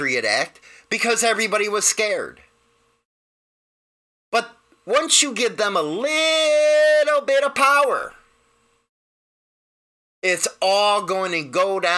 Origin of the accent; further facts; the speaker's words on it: United States; we're used to the way we do things here in the United States